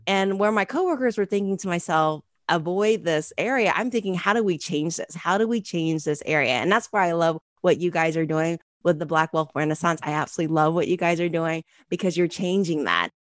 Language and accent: English; Ohio, United States; moved away as an adult; also born or lived in Chicago; I was from Ohio